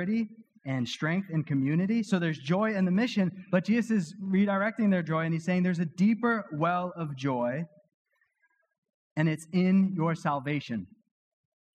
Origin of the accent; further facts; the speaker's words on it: Weymouth, Massachusetts, United States; my hometown in Weymouth